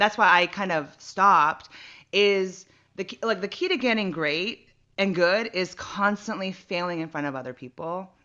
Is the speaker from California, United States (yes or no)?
yes; San Jose, California, United States; now in Los Angeles, United States; I'm from the Bay Area, San Jose area